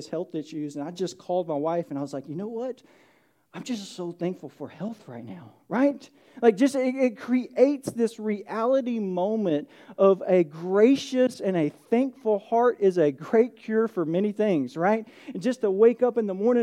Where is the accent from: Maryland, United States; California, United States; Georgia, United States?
Georgia, United States; Atlanta; moved away as an adult; now in Lowcountry, South Carolina, United States; I grew up in Georgia